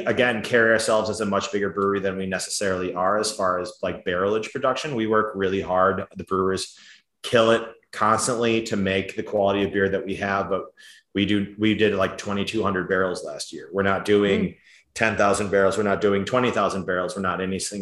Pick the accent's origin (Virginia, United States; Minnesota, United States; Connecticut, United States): Minnesota, United States; Edina; I grew up in Edina, which is a suburb over from